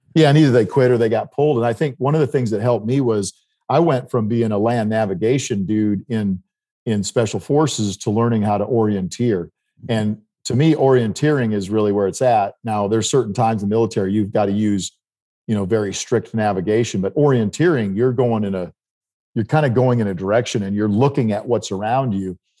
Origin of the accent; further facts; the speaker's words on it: South Dakota, United States; where I grew up in South Dakota